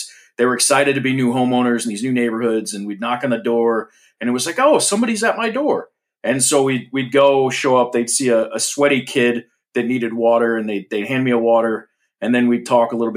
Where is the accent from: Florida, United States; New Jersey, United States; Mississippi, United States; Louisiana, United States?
Florida, United States; I grew up in Florida